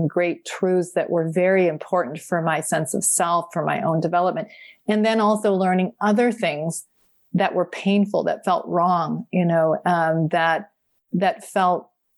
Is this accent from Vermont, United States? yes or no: yes; Vermont, United States; I grew up in Vermont in a very small branch